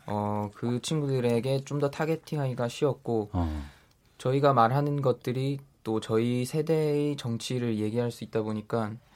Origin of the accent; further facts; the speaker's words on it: Daegu, South Korea; 저도 지역 대구 지역 출신인데